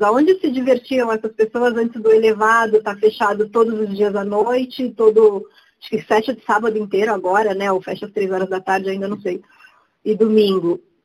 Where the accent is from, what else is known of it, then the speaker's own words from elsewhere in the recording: São Paulo, Brazil; moved away as an adult; also born or lived in Rio de Janeiro, Brazil; Eu falo que eu sou a paulistana mais carioca do mundo